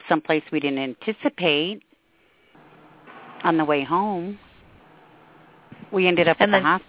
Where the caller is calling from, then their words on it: Montrose, New York, United States; Hi, this is …, and I'm from Montrose.